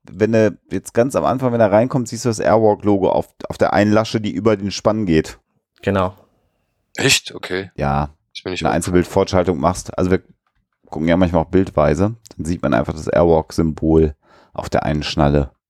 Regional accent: North Rhine-Westphalia, Germany; Ich habe auch, ich auch Migrationshintergrund. Ich bin Westfale.

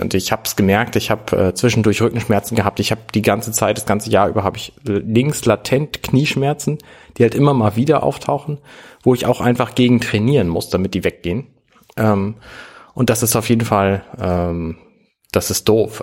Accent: Germany; als Deutscher

